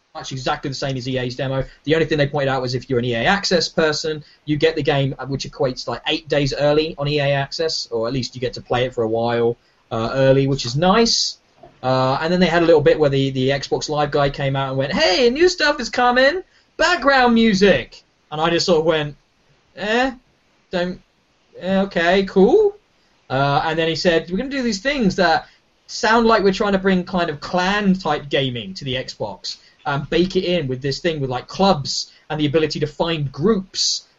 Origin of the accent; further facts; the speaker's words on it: United Kingdom; we're British